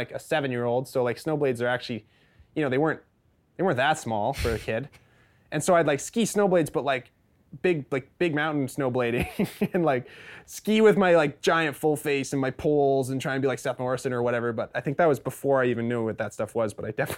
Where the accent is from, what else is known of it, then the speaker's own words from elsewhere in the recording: Fernie, British Columbia, Canada; Yes. So I was born in Fernie. My dad moved here when he was probably in his early 20s